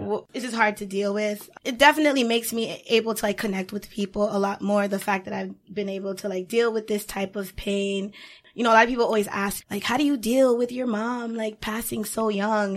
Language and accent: English; Boston, Massachusetts, United States; I am from the Boston area.